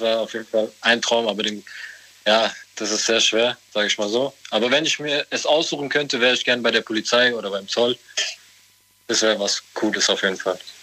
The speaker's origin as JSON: {"language": "German", "town": "Offenbach", "region": "Hesse", "country": "Germany", "said": "ich komme aus Offenbach."}